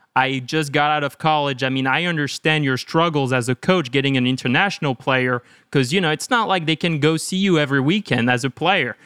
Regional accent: one hour south of Lyon, Auvergne-Rhône-Alpes, France; moved away as an adult; also born or lived in Chicago; now in United States; So I grew up in France, like one hour south of Lyon

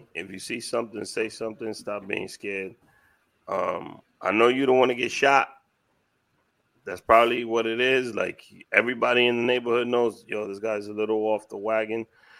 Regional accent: New York City, New York, United States; I'm from Washington Heights

